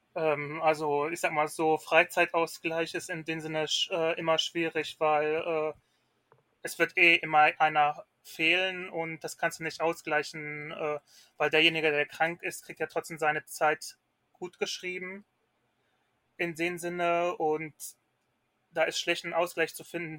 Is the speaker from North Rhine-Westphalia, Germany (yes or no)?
yes; Ruhr area, North Rhine-Westphalia, Germany; ich komme aus Nordrhein-Westfalen, ähm, genauer im Ruhrgebiet